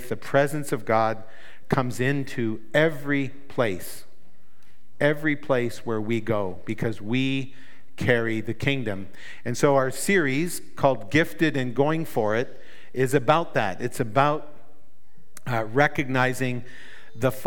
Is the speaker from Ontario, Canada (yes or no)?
no; New Brunswick, Canada; I come from New Brunswick in Canada.